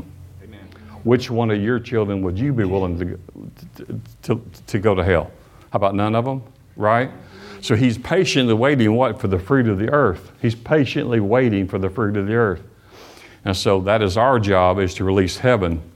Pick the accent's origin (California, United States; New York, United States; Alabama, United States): Alabama, United States; also born or lived in Michigan; I was not born in Alabama. I was born in Michigan, but I've lived most all of my life in Alabama